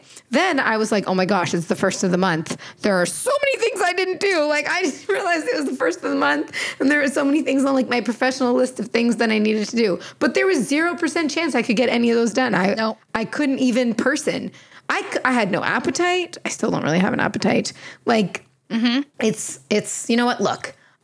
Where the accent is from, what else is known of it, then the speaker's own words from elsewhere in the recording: Canada; I'm from here, because I'm dang proud of being Canadian